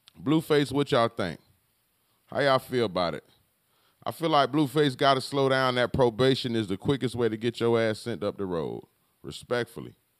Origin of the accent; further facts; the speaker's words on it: Palm Beach, Florida, United States; Where I'm from, I'm from Palm Beach. I'm from Florida, though